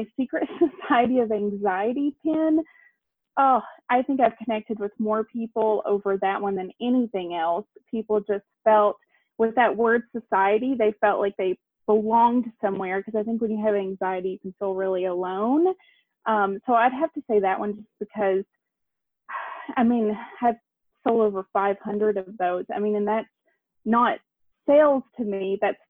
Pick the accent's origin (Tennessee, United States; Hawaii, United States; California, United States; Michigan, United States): Tennessee, United States; now in Savannah, United States; I'm from East Tennessee.